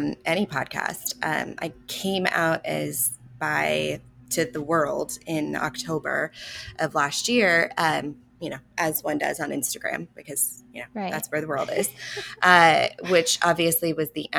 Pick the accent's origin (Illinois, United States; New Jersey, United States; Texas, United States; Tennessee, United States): Texas, United States; Houston; I grew up in Texas, in Houston, in the Bible Belt